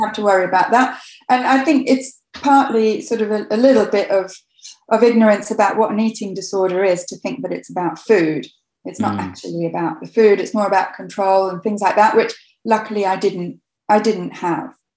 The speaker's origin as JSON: {"language": "English", "town": "Coventry", "region": "West Midlands", "country": "United Kingdom", "tie": "born or raised there", "said": "I grew up in Coventry in England"}